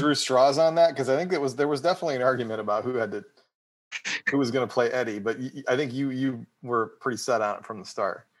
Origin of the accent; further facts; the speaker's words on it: Northeast Ohio, United States; growing up in Northeast Ohio